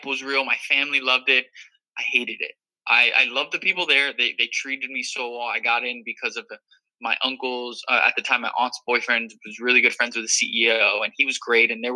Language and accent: English; Miami, Florida, United States; moved away as an adult; also born or lived in New Rochelle, New York; I was born and raised in Miami, Florida.